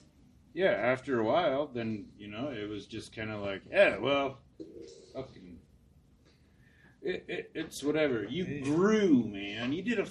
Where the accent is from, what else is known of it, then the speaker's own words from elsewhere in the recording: South Dakota, United States; now in Wyoming, United States; I'm from South Dakota.